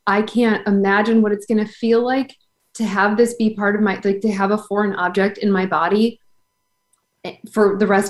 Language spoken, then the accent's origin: English; Buffalo, New York, United States; now in Rhode Island, United States; I grew up in Buffalo, New York, where it's like 9 months of winter and then summer.